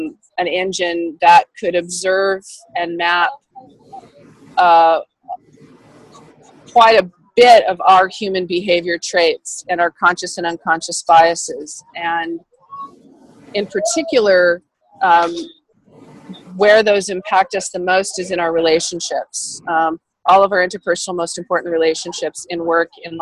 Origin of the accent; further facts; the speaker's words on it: Sacramento, California, United States; growing the startup ecosystem here in my hometown region